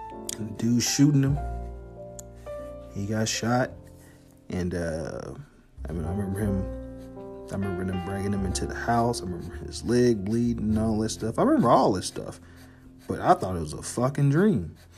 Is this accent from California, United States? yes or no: no; Harvey, Illinois, United States; because I'm originally from Harvey, Illinois. And Harvey is a suburb on the south side of Chicago.